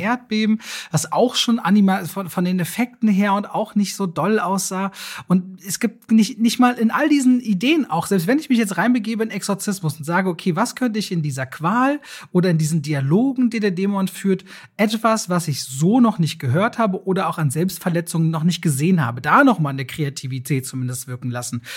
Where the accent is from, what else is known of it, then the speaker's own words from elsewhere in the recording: Berlin, Germany; für mich so als Berliner. Ich bin so ein Berliner, ich liebe meine Stadt ja.